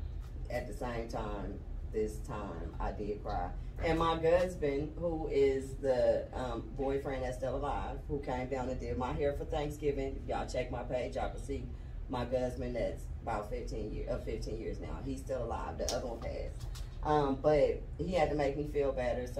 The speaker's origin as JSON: {"language": "English", "town": "Oakland", "region": "California", "country": "United States", "moved": "as an adult", "lives_now": "Georgia, United States", "said": "I'm from Cali, where it was normal"}